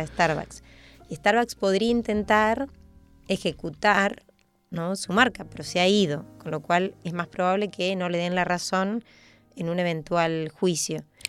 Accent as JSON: {"language": "Spanish", "country": "Argentina", "moved": "yes", "said": "soy argentina y vuelvo a Argentina"}